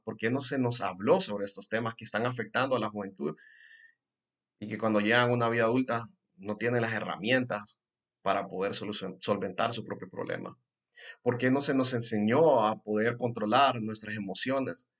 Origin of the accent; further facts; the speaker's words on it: Honduras; first language Spanish; aquí en Honduras específicamente, de donde yo soy